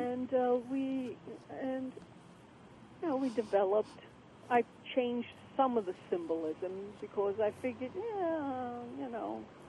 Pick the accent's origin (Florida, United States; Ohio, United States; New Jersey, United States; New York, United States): New York, United States; New York City; I was brought up in Coney Island